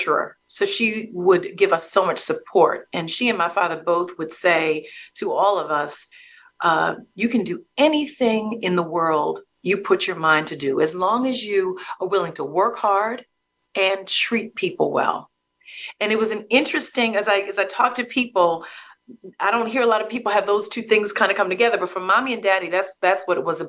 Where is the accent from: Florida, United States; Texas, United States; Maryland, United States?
Maryland, United States; Baltimore; I grew up in Baltimore City, and I'm a product of the Baltimore City public school system.